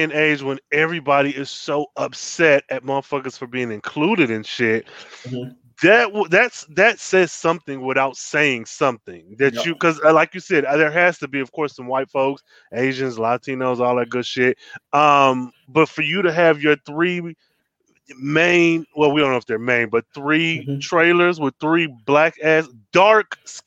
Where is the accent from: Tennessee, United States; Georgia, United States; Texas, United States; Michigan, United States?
Michigan, United States; I am from Michigan. Detroit was only mm-hmm. 40 minutes from my hometown.